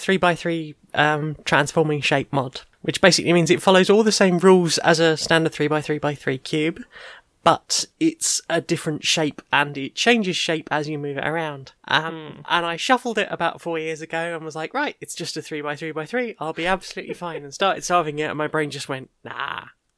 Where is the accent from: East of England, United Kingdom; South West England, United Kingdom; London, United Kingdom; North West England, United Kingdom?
London, United Kingdom; Because I'm originally from South London, so I do have a lot of that in me. It's only voice training that's made me slightly sound a bit too posh.